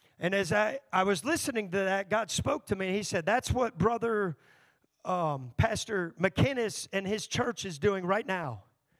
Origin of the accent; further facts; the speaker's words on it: Texas, United States; now in Elkhart, United States; I grew up in Texas